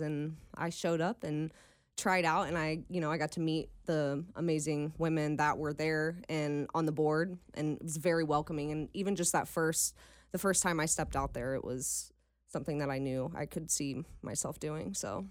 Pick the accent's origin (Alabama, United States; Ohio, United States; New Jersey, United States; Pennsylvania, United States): Ohio, United States; Dayton; moved away as an adult; now in Cincinnati, United States; I'm actually from Dayton